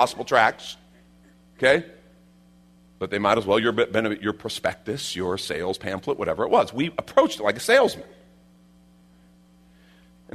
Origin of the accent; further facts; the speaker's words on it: Chicago, Illinois, United States; I grew up in Chicago, right? You know, I didn't grow up in the Bible Belt